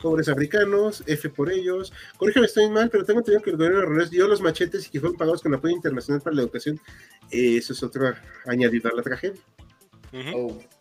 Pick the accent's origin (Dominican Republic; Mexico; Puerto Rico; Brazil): Mexico; Mexico City; somos aquí habitantes de la Ciudad de México